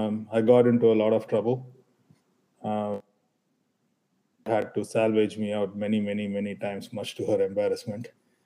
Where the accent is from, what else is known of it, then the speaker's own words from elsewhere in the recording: Chennai, Tamil Nadu, India; We came from Chennai, we came from Tamil Nadu, very conservatively grown parents, but exposure of their careers helped us look at things differently all the time.